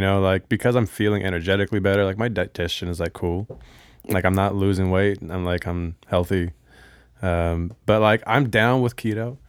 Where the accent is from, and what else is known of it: Bellevue, Washington, United States; born or raised there; also born or lived in Honolulu, Hawaii